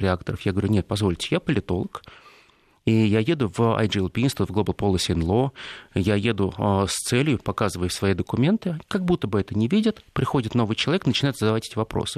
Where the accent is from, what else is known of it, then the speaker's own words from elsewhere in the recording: Russia; я был единственный россиянин, который из всего рейса прилетел в Бостон